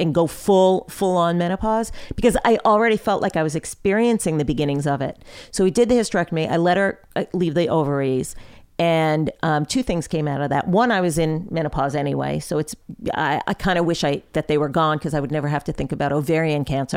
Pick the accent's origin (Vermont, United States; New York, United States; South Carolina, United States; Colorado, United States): New York, United States; Long Island; I grew up on Long Island